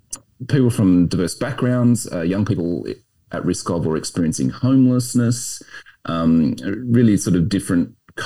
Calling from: Brisbane, Queensland, Australia; I'm joining you from Meanjin, otherwise known as Brisbane.

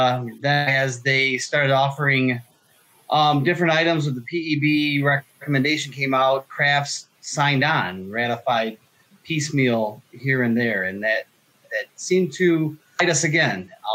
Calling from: Ohio, United States; I am just east of Toledo, Ohio, where CNO Toledo Terminal, NYCPRR railroads all come. It's a nice little railroad area here.

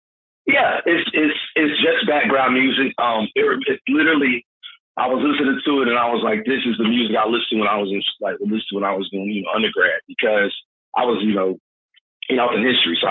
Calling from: Greensboro, North Carolina, United States; Calling from Greensboro, North Carolina.

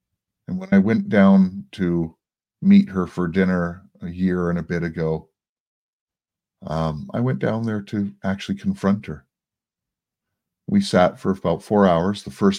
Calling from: Toronto, Ontario, Canada; First of all, I'm broadcasting from Toronto, Canada.

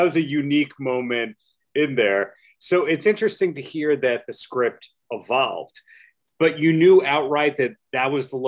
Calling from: New York, United States; I am dialing in from New York.

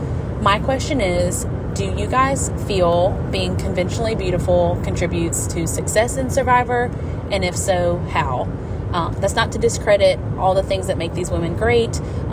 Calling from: Alabama, United States; from Alabama.

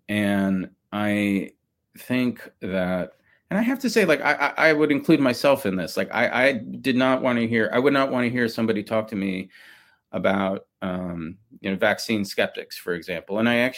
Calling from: Austin, Texas, United States; Yeah, I'm calling in from Austin, Texas, and the pandemic situation in Austin is, you know, people are pretty relaxed these days.

